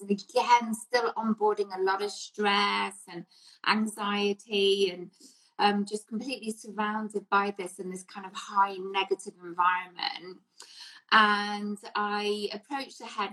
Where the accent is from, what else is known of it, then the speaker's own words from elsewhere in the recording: England, United Kingdom; So, growing up in England, obviously, yeah. in the 70s and 80s